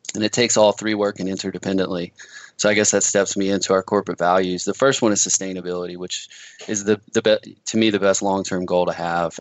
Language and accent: English; Louisiana, United States; moved away as an adult; now in Washington, United States; I'm originally from Louisiana. I moved up to Washington